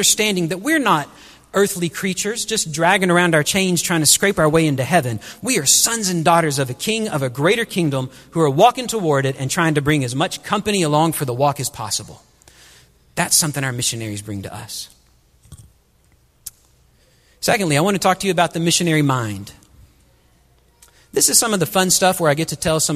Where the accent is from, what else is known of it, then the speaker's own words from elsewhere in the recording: Wichita Falls, Texas, United States; moved away as an adult; also born or lived in Burkina Faso; I grew up right outside Shepherd Air Force Base in North Texas